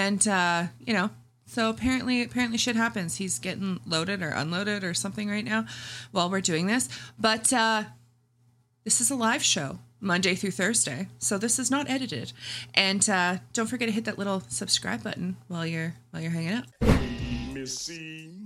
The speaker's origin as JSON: {"language": "English", "country": "Canada", "first_language": "English"}